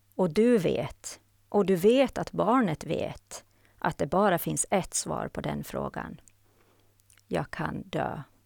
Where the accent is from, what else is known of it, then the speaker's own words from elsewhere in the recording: Haraldsby, Åland Islands; moved away as an adult; now in Sweden; Jag är född och uppvuxen på Åland och bor sedan 1994 i Sverige.